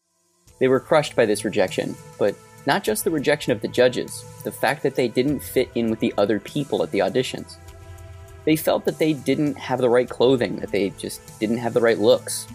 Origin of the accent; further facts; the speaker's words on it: Scotland, United Kingdom; I understand what it's like to be a minority because I'm Scottish.